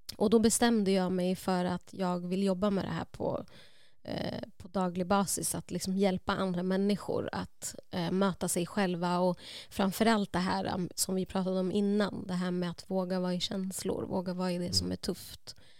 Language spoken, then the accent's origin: Swedish; Uppsala, Uppsala County, Sweden; jag är uppvuxen i Gottsunda, Uppsala